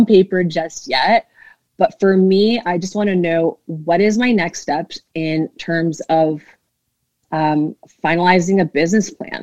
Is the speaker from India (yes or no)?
no; southwestern Ontario, Canada; also born or lived in Quebec; I grew up on a farm in southwestern Ontario